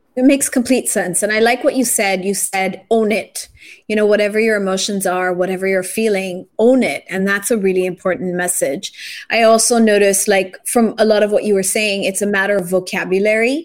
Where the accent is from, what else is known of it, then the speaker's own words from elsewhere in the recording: Japan; now in Philippines; I grew up in Japan